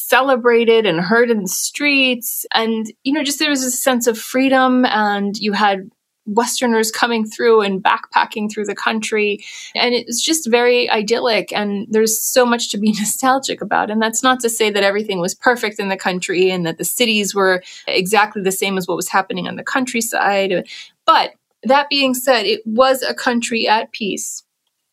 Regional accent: United States; I was born and raised in the United States

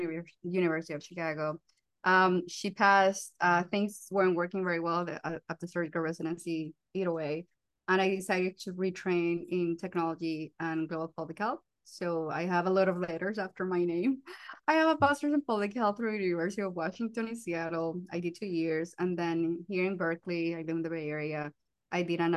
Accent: Colombia; English is a second language; moved away; I'm from Colombia, as you can notice by the accent

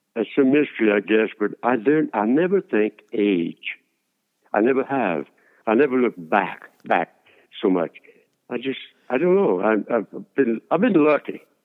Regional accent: Lake Arthur, Louisiana, United States; accent: Cajun; I decided to go shine shoes in, in Lake Arthur in town

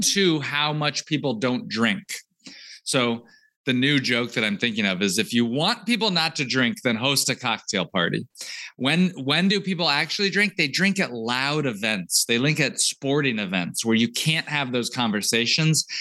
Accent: United States; also born or lived in Georgia, United States; I grew up in Texas and Georgia

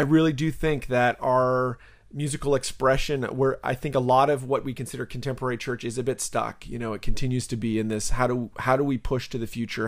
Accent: Canada; now in United States; I'm a Canadian

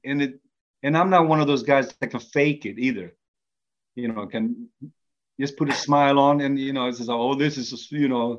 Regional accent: Sweden; also born or lived in Norway; even though I was born in Norway, but I came to Sweden when I was 2 years old, so I'm considered more, you know, Swedish

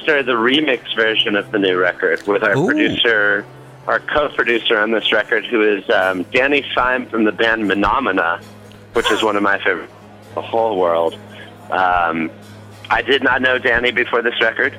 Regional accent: the Bay Area, California, United States; I'm from the Bay Area

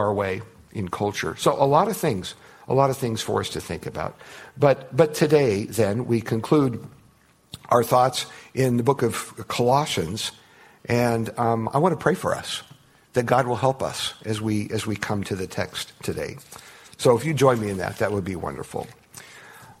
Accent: United States; I'm an American

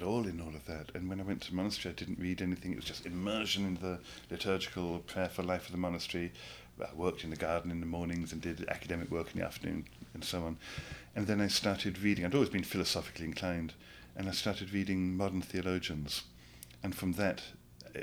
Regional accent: England, United Kingdom; moved away; also born or lived in Yonkers, New York; I grew up in England, born in the 60s

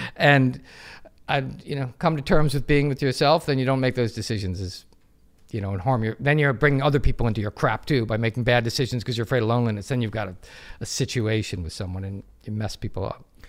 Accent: United States; I'm American, I'm proud to be American, I wouldn't wanna be anything but American

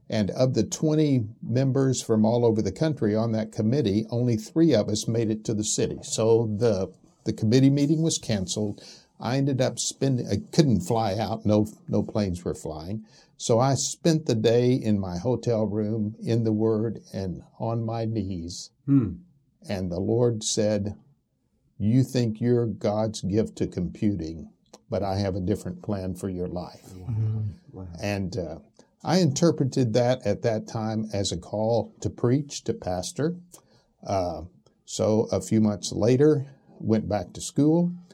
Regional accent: Albuquerque, New Mexico, United States; also born or lived in Arkadelphia, Arkansas; Well, I was born in Arkadelphia, Arkansas. But we left Arkansas when I was 8 years old and moved to New Mexico, which is what I call home. I really called Albuquerque, New Mexico home.

